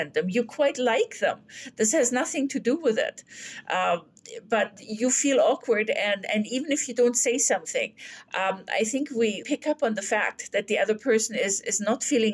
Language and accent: English; Bavaria, Germany; English is a second language; moved away as an adult; now in Canada; I grew up in Bavaria where language can be, let's say, more colorful than it is in Canada.